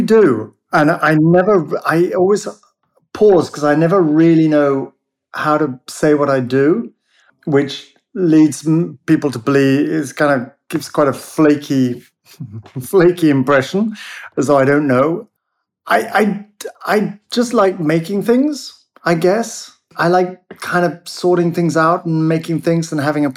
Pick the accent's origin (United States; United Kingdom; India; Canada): United Kingdom; now in London, United Kingdom; But we're British